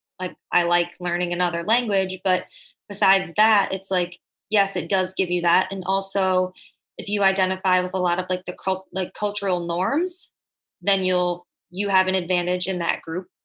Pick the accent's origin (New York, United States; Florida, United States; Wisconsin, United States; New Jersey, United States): Wisconsin, United States; Janesville; Janesville, Wisconsin, which is predominantly white